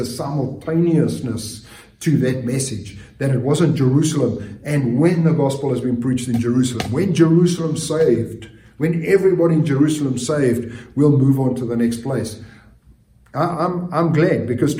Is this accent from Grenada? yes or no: no; South Africa; moved away; for us growing up in South Africa, part of our curriculum from junior school to high school, we actually had a Bible class